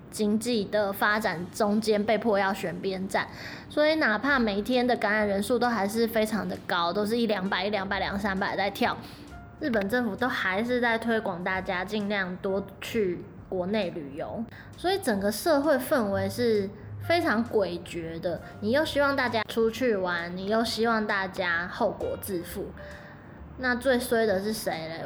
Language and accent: Chinese; Taiwan; now in Japan; 社会台湾人的我